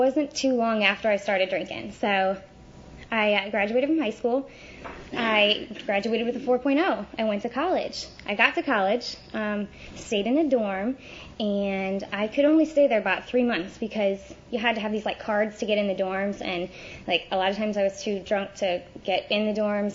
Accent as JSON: {"language": "English", "town": "St. Louis", "region": "Missouri", "country": "United States", "tie": "born or raised there", "moved": "yes", "lives_now": "Tampa, United States", "said": "I grew up in St. Louis, Missouri."}